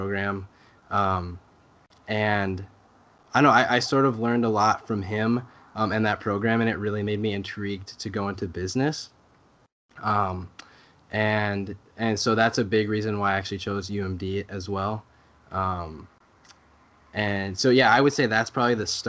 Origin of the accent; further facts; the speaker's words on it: Coon Rapids, Minnesota, United States; I grew up in Coon Rapids, Minnesota, which is a little north of the Twin Cities area.